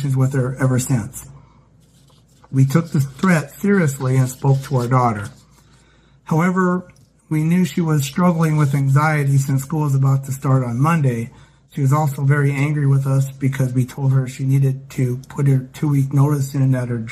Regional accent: Glasgow, Montana, United States; I was born in Glasgow, Montana, and have lived in Montana much of my life

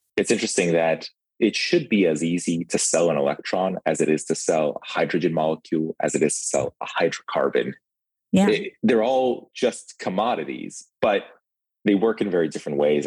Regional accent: Ukraine; accent: thick accent; now in United States; I'm from the Ukraine. We moved to the country when in 91, 1991.

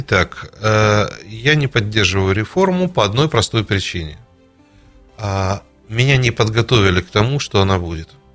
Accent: Kharkiv, Kharkiv Oblast, Ukraine; moved away; Я сам выходец с Украины, с города Харькова

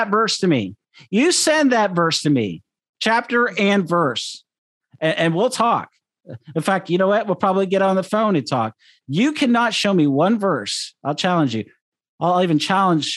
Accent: Seattle, Washington, United States; growing up in Seattle for the majority of my life

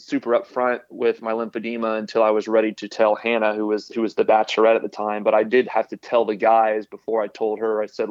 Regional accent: Houston, Texas, United States; now in Austin, United States; I grew up in Houston and I'm currently living in Austin

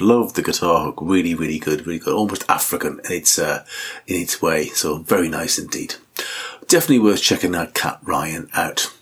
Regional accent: Newcastle upon Tyne, North East England, United Kingdom; all the way from Newcastle, my hometown

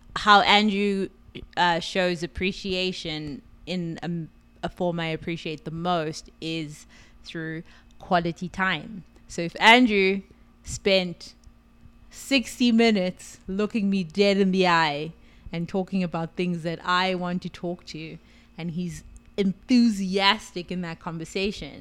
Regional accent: Johannesburg, Gauteng, South Africa; moved away as an adult; also born or lived in New York; now in Las Vegas, United States; I am from South Africa, Johannesburg, South Africa. I came to the U S two thousand seven.

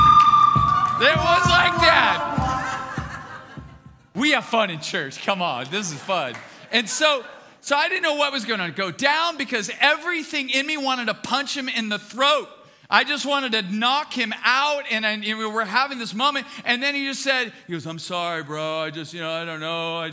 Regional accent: Bakersfield, California, United States; I was born and raised in Bakersfield

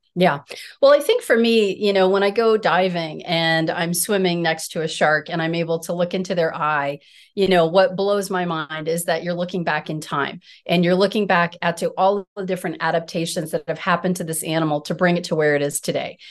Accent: Colorado, United States; I'm a Colorado native. I grew up in Colorado

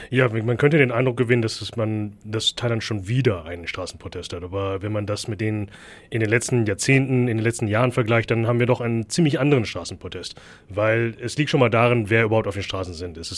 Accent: Germany; Ich bin in Deutschland geboren und aufgewachsen, aber meine Eltern sind bei der Thai.

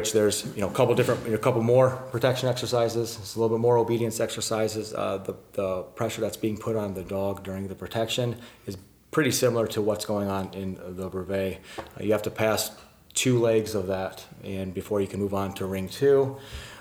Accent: Flint, Michigan, United States; now in Jacksonville, United States; I'm from Jacksonville, Florida, originally from Michigan

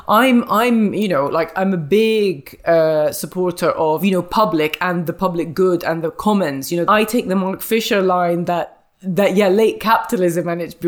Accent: India; And I'm from India.

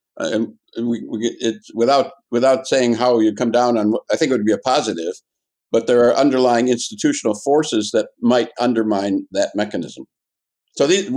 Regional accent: Wisconsin, United States; moved away; I'm originally from Wisconsin

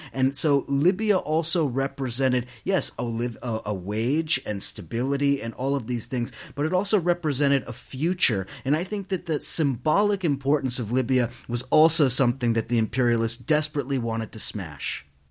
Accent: New York City, New York, United States; I come from New York City where bullshit is equally important

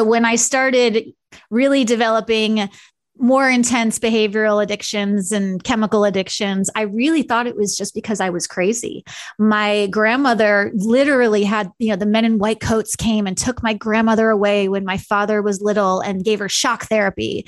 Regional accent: Long Island, New York, United States; also born or lived in California; now in Kansas City, United States; I grew up in a very stereotypical Long Island Jewish family situation

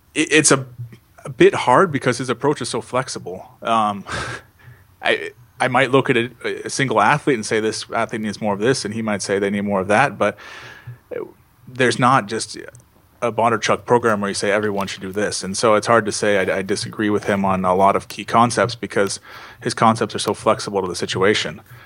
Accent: Seattle, Washington, United States; I'm from Seattle, which is you know right near the border in Northwest uh, United States

